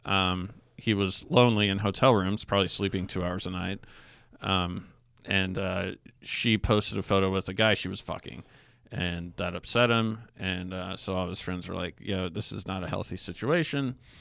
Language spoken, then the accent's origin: English; Alaska, United States; I grew up in Alaska